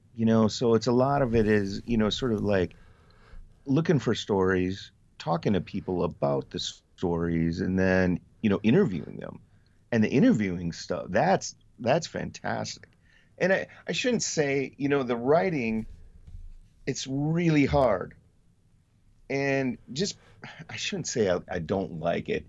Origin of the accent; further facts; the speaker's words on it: Colby, Wisconsin, United States; now in Wausau, United States; I grew up in Colby, which is not too far from here